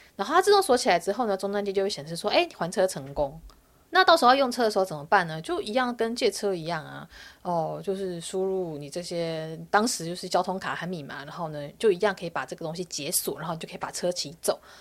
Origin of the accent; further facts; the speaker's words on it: Taiwan; moved away as an adult; now in South Korea; 我是台湾人，我是一个外国媳妇